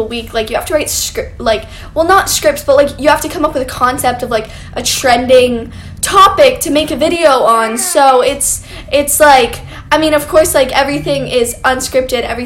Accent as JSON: {"language": "English", "country": "Canada", "said": "I'm actually from Canada"}